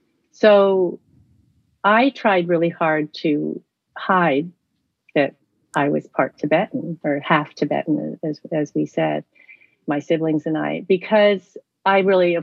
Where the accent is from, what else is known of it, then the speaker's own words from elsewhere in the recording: United States; moved away as an adult; also born or lived in Spain / Darjeeling, India / New Jersey, United States / Marin County, California, United States; now in Tokyo, Japan; I'm based in Tokyo where I've lived for many years. And I grew up in New Jersey and in the Bay Area in Marin. And I grew up, my mother is Tibetan from Darjeeling and my father is American or was American from New Jersey.